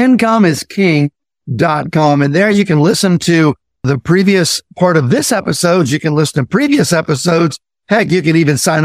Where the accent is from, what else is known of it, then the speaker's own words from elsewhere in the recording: Indiana, United States; I grew up in Indiana